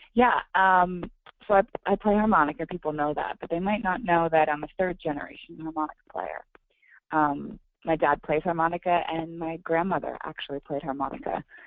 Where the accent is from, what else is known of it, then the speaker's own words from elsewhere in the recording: Oregon, United States; I'm playing tonight in my hometown uh, in Oregon